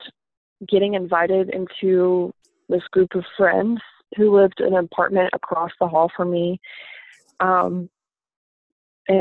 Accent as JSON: {"language": "English", "region": "the Bible Belt", "country": "United States", "tie": "born or raised there", "said": "I grew up in the Bible Belt and it's mostly Baptist here"}